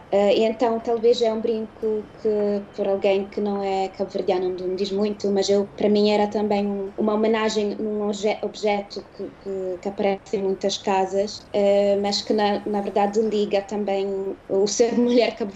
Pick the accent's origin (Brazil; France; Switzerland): Switzerland; moved away as an adult; now in Lisbon, Portugal; eu cresci na Suíça, eh, numa parte que não tem eh, uma comunidade.